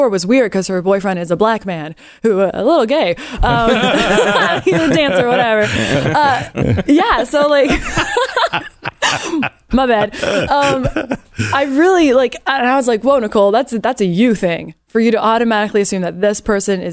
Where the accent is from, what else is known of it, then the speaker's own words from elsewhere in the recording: Canada; also born or lived in Los Angeles; now in United States; I am a Canadian that has taken on this country as my own